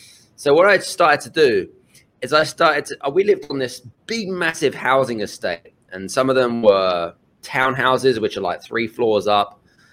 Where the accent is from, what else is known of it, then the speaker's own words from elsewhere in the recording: United Kingdom; We grew up, obviously, being British. I'm from the UK. We didn't really have a lot, if I'm honest with you, when we grew up.